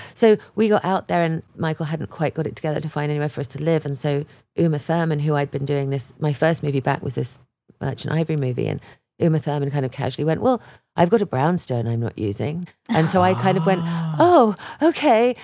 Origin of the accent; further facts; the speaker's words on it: England, United Kingdom; moved away as an adult; I was from England